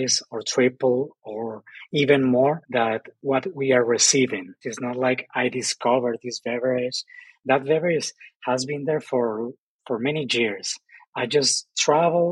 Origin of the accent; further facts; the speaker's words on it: Ensenada, Baja California, Mexico; English is a second language; now in Oaxaca, Mexico; I'm Mexican, but I'm from the north, I'm from Ensenada, and I'm still a foreigner in Oaxaca